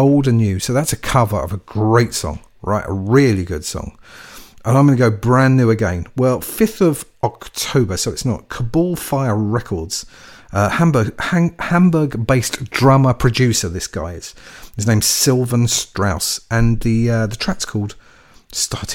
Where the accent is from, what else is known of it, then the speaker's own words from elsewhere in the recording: London, United Kingdom; we're brothers from North London